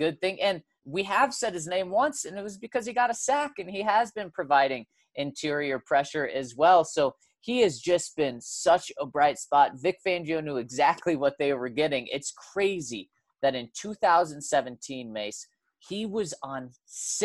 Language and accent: English; Colorado, United States; myself being born and raised in Colorado